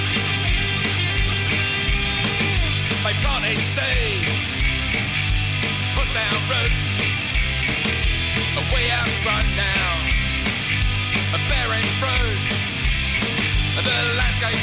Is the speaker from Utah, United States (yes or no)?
yes; Utah, United States; I was born here in Utah.